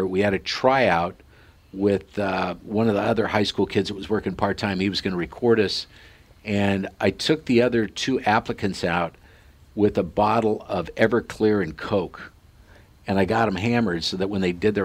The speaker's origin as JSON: {"language": "English", "town": "Sidney", "region": "Nebraska", "country": "United States", "tie": "born or raised there", "said": "in this little hometown of 6,000 people, Sydney, Nebraska, where the Cabela's family grew up, and that's, if you've heard of the Cabela's, that's where they're from, and that's my hometown."}